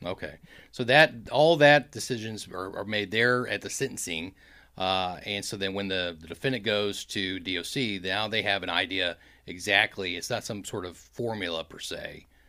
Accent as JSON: {"language": "English", "town": "Kansas City", "region": "Missouri", "country": "United States", "tie": "born or raised there", "said": "my hometown of Kansas City"}